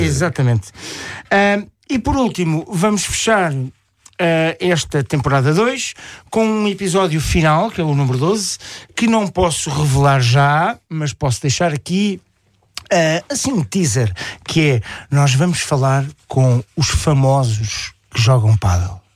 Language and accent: Portuguese; Portugal; eu sou português a abelhão pato, que é um português um bocadinho mais apurado